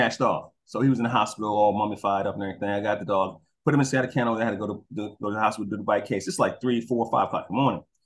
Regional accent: New York City, New York, United States; moved away; also born or lived in Georgia; I'm a city boy, I'm from Brooklyn

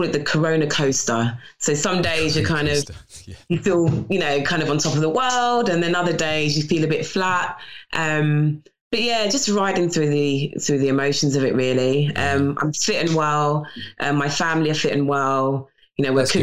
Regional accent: London, United Kingdom; born and bred in North London

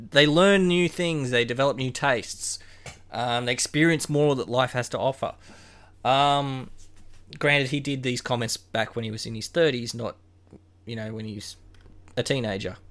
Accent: Queensland, Australia; Growing up in Queensland

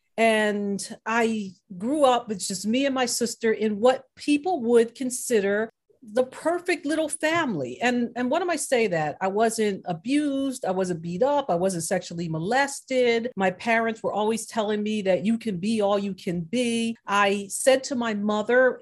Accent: Willingboro, New Jersey, United States; I grew up in Willingboro, New Jersey

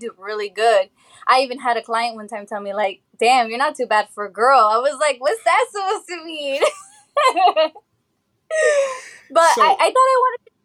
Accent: Monterey County, California, United States; also born or lived in Reno, Nevada; now in Wheaton, Maryland, United States; Born and raised in Monterey County.

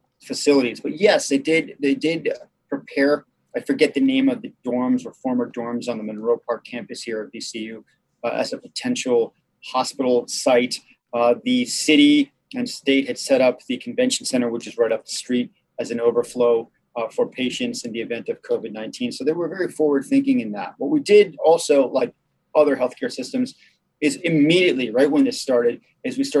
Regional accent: Argentina; now in United States; being Argentine, I was born in Argentina.

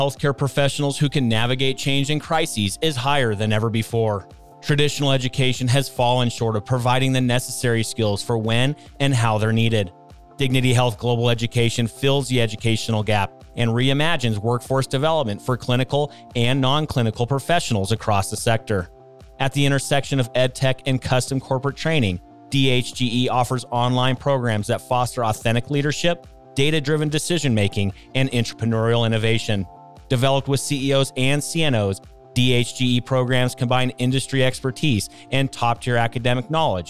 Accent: Ohio, United States; I was drawn in by the prescription drug abuse problem that consumed my hometown in Ohio and impacted my family personally.

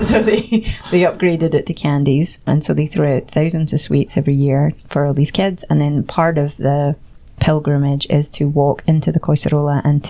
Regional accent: Scotland, United Kingdom; now in Barcelona, Spain

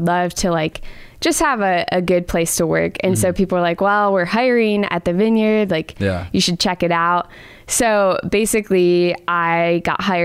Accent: Grand Rapids, Michigan, United States; moved away; I grew up in Michigan

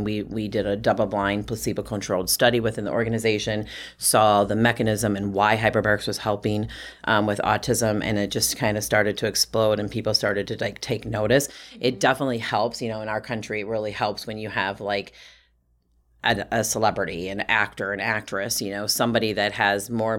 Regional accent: Wisconsin, United States; I'm from Wisconsin. We're like nice girls in Wisconsin, you know?

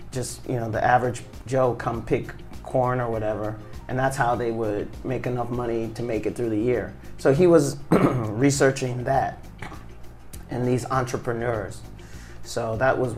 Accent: Michigan, United States; born there; also born or lived in Virginia / Seattle / St. Louis; I was born in Michigan. Michigan. Uh, my parents were in grad school when they had us, and then um, my father taught for a couple years, mm-hmm. so we lived in Virginia, and then we ended up moving to Seattle

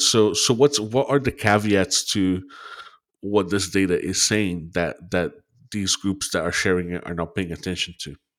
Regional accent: Brazil; moved away; I'm from Brazil

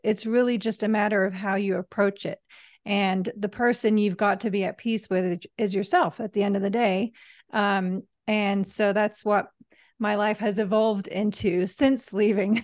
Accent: Manchester, North West England, United Kingdom; I was born in England, uh, Manchester

